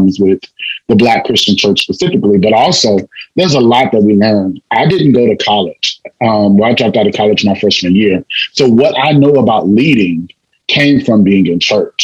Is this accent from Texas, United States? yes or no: yes; La Marque, Texas, United States; I'm from Lamarck, Texas, also Texas City, Texas. And so, like coming from such a small town